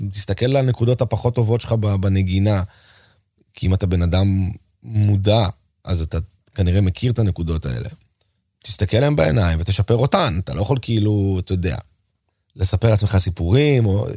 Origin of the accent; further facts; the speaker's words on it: Israel; אני פתאום מגיע מארץ ישראל, שזה המקום שלנו